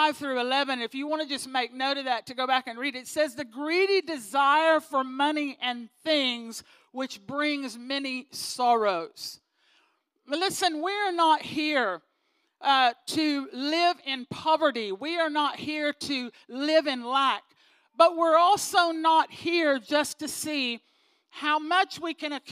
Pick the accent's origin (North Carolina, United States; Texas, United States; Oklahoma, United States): Texas, United States; moved away; I'm from Texas originally